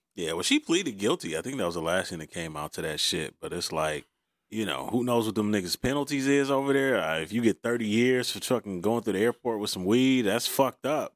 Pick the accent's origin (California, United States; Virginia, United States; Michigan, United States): Michigan, United States; Detroit; I grew up on Green Lawn and Outta Drive, next street over